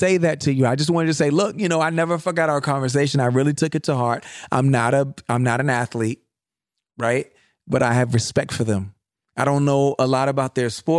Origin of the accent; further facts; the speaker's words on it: United States; I'm an American